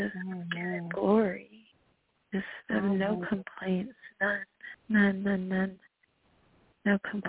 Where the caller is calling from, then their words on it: North Carolina, United States; from North Carolina, and you are on fire.